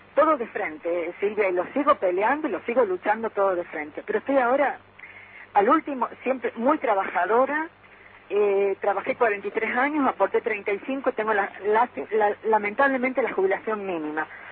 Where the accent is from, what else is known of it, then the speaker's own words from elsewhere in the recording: Córdoba, Argentina; now in Tucumán, Argentina; soy de Córdoba, pero estoy viviendo en Tucumán